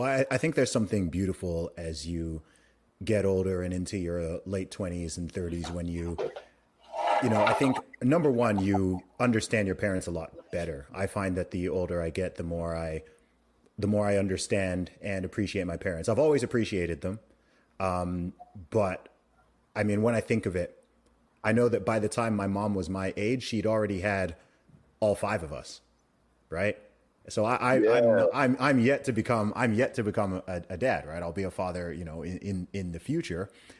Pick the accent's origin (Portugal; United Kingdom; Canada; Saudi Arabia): Saudi Arabia; my mom had five kids and then she went and we grew up in Saudi Arabia, right?